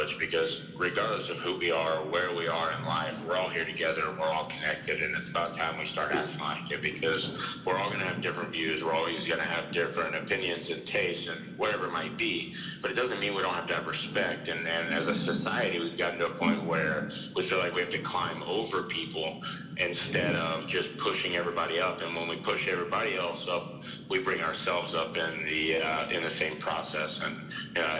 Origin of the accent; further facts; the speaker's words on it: United States; I'm an American